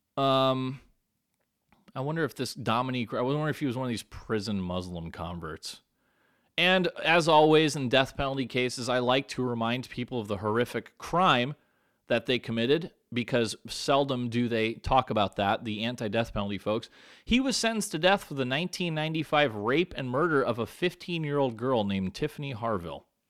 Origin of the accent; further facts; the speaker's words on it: San Diego, California, United States; My hometown right here, San Diego, California